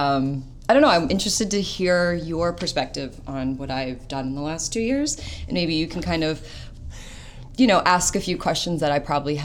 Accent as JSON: {"language": "English", "town": "St. Catharines", "region": "Ontario", "country": "Canada", "tie": "born or raised there", "moved": "as an adult", "lives_now": "Toronto, Canada", "said": "I was born in St. Catharines"}